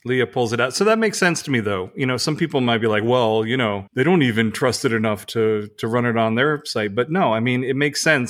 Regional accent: Missouri, United States; I'm from Missouri. Show me, I got to see it.

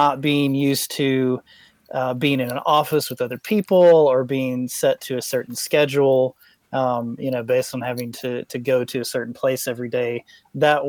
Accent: Knoxville, Tennessee, United States; I'm in my hometown of Knoxville, Tennessee

